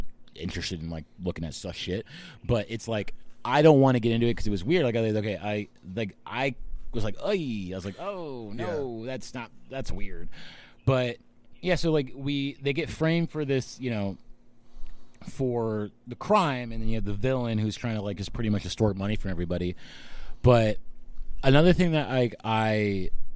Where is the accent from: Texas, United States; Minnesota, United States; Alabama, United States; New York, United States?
Texas, United States; now in California, United States; me, Reed, and Abe are all from Texas